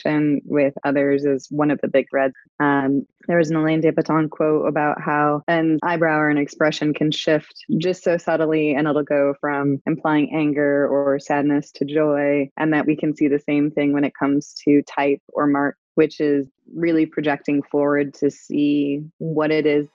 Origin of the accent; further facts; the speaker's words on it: St. Louis, Missouri, United States; also born or lived in Illinois / Las Vegas; now in Virginia, United States; I'm originally from the Midwest, St. Louis specifically